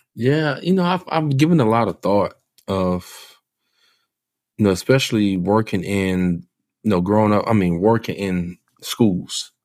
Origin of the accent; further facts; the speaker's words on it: New Iberia, Louisiana, United States; moved away; Growing up in New Iberia, Louisiana